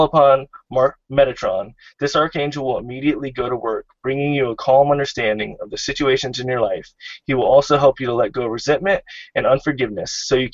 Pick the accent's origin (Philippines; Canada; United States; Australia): United States; Florida; Florida, my home state